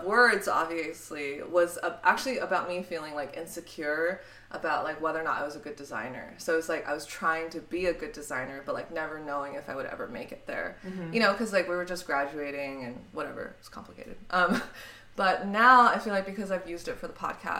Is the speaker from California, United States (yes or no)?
yes; Cupertino, California, United States; also born or lived in Harbin, China; now in New York, United States; I grew up in the Bay Area. I grew up next to Apple